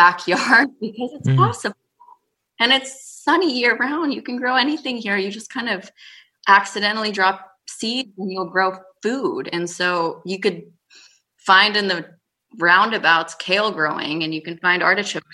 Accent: Los Angeles, California, United States; also born or lived in Berkeley; I grew up in Los Angeles

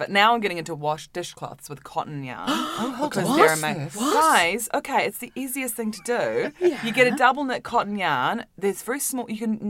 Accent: Auckland, New Zealand; moved away; Auckland in New Zealand. Yeah. So I grew up

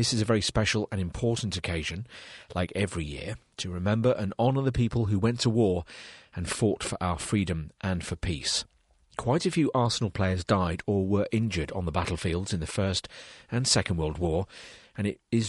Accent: Tulle, Nouvelle-Aquitaine, France; in my hometown of Toul, in the centre of France, the German army killed many innocent people in 1944

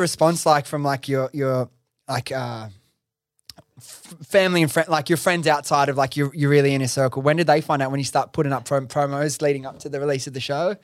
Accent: Sydney, New South Wales, Australia; I'm from Western Sydney, Liverpool

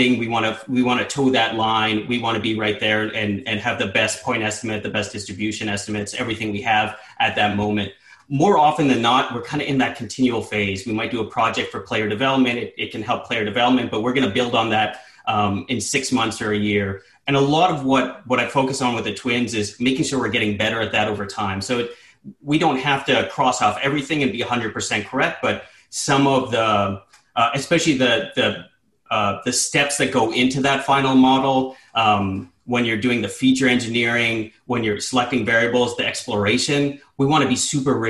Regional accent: Sudbury, Ontario, Canada; moved away; I grew up a Steelers fan in the 90s, growing up in Northern Ontario

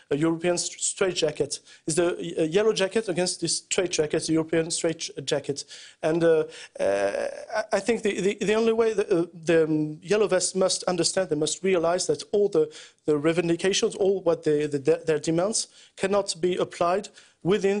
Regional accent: France

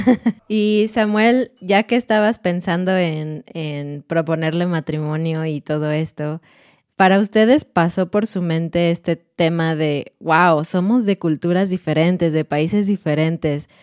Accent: Mexico; soy mexicana y estoy casada con un mexicano

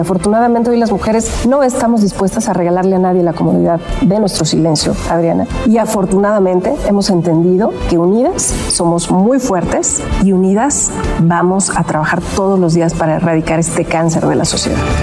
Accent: Ecatepec, State of Mexico, Mexico; Yo vengo de Catepec, el oriente del estado

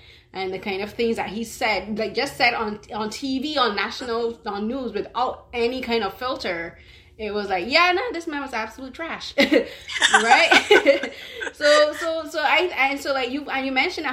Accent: Barbados; growing up in Barbados

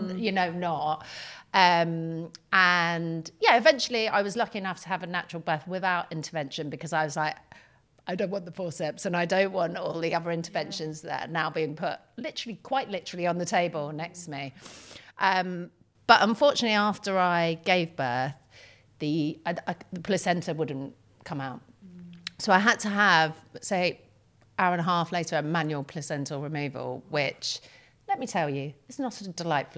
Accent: United Kingdom; I'm terribly British

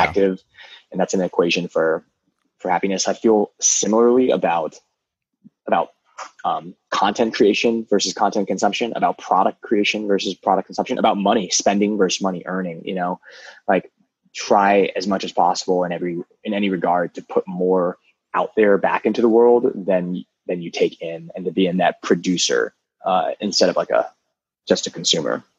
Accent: United States; also born or lived in Maryland; I'm Vietnamese American

